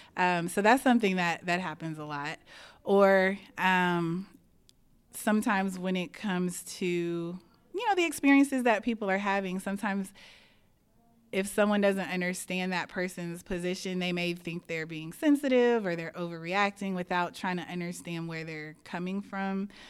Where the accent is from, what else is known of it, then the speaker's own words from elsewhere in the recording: Houston, Texas, United States; I grew up in the Cy Fair School District, and I went to Cy Falls High School